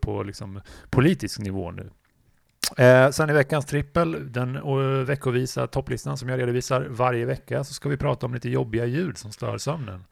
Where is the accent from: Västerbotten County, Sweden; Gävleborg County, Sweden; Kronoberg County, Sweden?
Gävleborg County, Sweden; Gävle; jag kom ju från Gävle från början